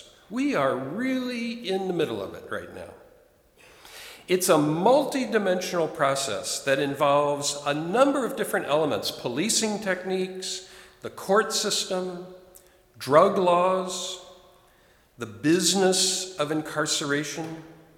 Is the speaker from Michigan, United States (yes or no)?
no; Chicago, Illinois, United States; moved away; my hometown, Chicago